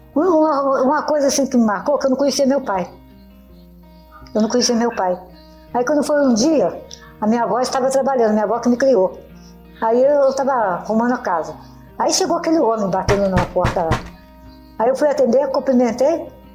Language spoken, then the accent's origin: Portuguese; Petrópolis, Rio de Janeiro, Brazil; moved away as an adult; now in Minas Gerais, Brazil; Sou de Petrópolis, até do Rio.